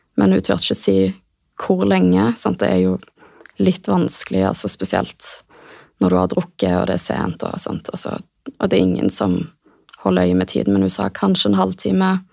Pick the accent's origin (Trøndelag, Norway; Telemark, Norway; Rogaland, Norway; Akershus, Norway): Rogaland, Norway; Stavanger; moved away as an adult; Flytta tilbake til Stavanger, som er hjembyen min